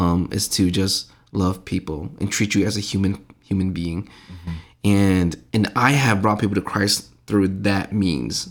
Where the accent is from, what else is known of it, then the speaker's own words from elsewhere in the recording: Saint Paul, Minnesota, United States; growing up around, I, I'm, I must have been the age of, like, four or five and running around with other Hmong kids. My dad was helping, uh, build, uh, Saint Paul Hmong Lions Church